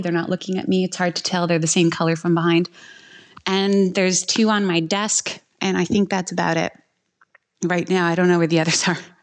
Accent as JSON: {"language": "English", "region": "Quebec", "country": "Canada", "said": "I'm from Quebec and Quebec is probably the number one puppy mill capital of the world and it's something that we we regularly struggle with there"}